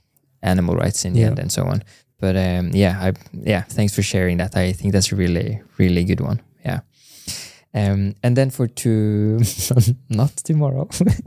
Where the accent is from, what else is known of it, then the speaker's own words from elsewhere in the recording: Norway; me growing up in Norway